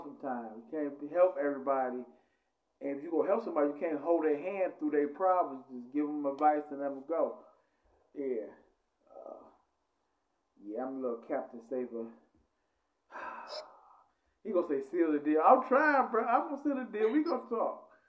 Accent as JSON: {"language": "English", "town": "Cleveland", "region": "Ohio", "country": "United States", "said": "I'm from Superior, man. If you know Cleveland"}